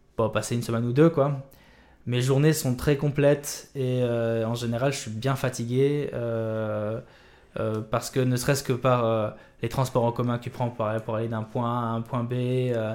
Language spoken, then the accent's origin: French; Dakar, Senegal; also born or lived in Réunion / Morocco / France; ce pays, le Sénégal, m'a vu grandir